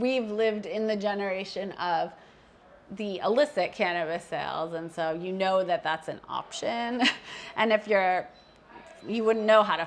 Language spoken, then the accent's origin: English; New Jersey, United States; moved away; also born or lived in Las Vegas, Nevada; I grew up first in New Jersey and then I lived in Las Vegas.